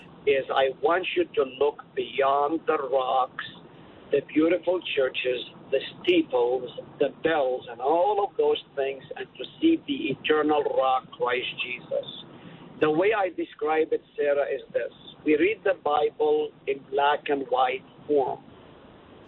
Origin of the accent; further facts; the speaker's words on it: Haifa, Haifa District, Israel; moved away as an adult; also born or lived in Nazareth, Israel; now in Hartford, United States; I was born in Nazareth, lived in Nazareth for 3 full years. Then we moved to Haifa, Israel, which is right on the beach